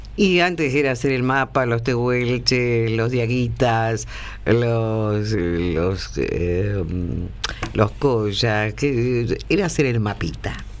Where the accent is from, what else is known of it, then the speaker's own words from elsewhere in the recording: Argentina; éramos argentinos y somos argentinos